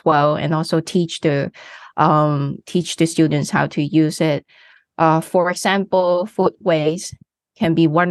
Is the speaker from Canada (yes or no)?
no; Hong Kong; I come from Hong Kong. As a student, I study in a local school.